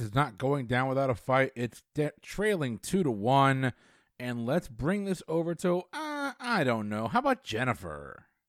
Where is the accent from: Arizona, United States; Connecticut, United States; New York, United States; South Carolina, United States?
Connecticut, United States; growing up in Connecticut, we had a place called Lake Quassapogue we would go